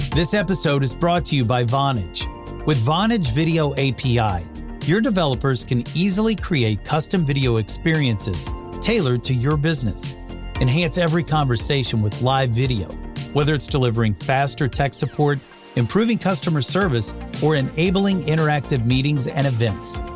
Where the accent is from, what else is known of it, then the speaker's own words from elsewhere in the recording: the West, United States; I'm from the West. Out here, we ride for the brand